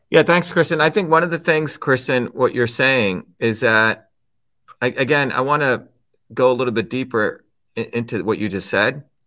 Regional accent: New Jersey, United States; When I was growing up in New Jersey

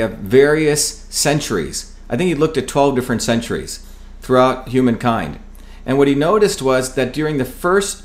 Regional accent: New Jersey, United States; born or raised there; also born or lived in India / Paterson, New Jersey / Clifton, New Jersey

